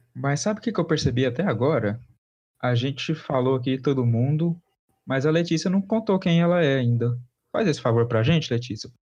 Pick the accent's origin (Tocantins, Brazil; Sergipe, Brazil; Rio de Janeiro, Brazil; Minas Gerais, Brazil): Minas Gerais, Brazil; Uberlândia; accent: interior Minas Gerais; Eu sou formado em Direito pela Universidade Federal de Uberlândia, Minas Gerais, aqui interiorzão. E vocês podem perceber isso de vez em quando, com meu sotaque